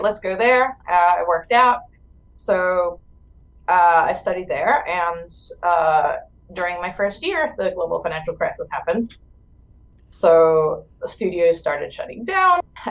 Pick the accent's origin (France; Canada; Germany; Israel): Israel; moved away as an adult; I'm originally from Israel